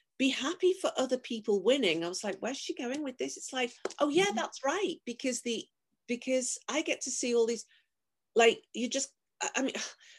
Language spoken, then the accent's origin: English; Liverpool, North West England, United Kingdom; I'm from Liverpool